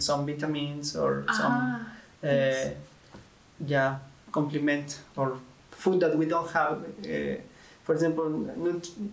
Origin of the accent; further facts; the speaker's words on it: Tlaxcala, Mexico; moved away as an adult; also born or lived in Egypt / Lebanon; now in Bulgaria; I'm from Mexico, in a small city that is Pisaco in Tlaxcala